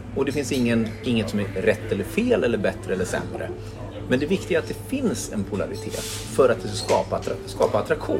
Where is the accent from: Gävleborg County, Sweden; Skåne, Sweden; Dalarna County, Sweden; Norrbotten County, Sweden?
Gävleborg County, Sweden; Gävle; born or raised there; moved away as an adult; also born or lived in Stockholm